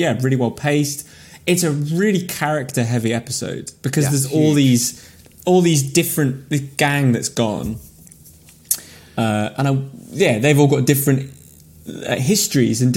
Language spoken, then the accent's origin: English; Brampton, North West England, United Kingdom; I grew up in Brampton, which is outside Carlisle. It's north of Carlisle.